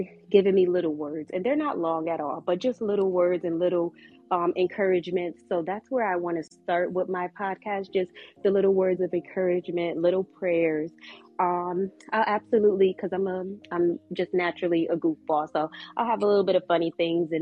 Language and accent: English; Connecticut, United States; now in North Carolina, United States; I'm from Connecticut